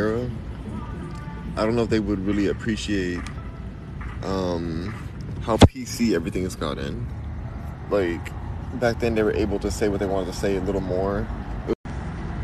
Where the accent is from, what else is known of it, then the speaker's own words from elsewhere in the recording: California, United States; I am from Cali. Born and raised